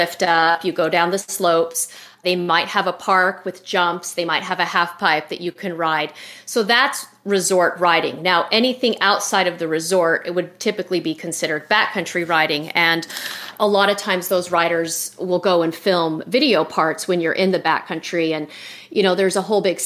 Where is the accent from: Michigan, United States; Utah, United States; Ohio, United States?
Utah, United States; I grew up in Utah and there were no parks at the time